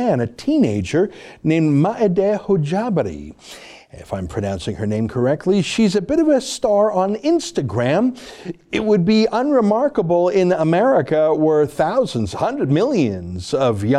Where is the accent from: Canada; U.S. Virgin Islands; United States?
Canada; as a Canadian